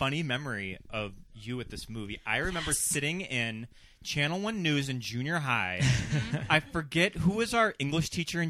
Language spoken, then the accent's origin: English; Lewistown, Montana, United States; moved away; my hometown of Lewistown, Montana